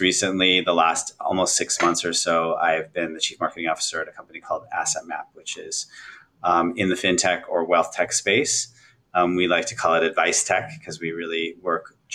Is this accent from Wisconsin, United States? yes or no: yes; outside of Milwaukee, Midwest, Wisconsin, United States; moved away; I grew up in the Midwest originally outside of Milwaukee